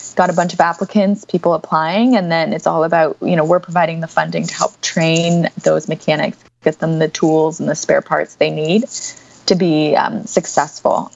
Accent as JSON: {"language": "English", "country": "United States", "said": "as Americans"}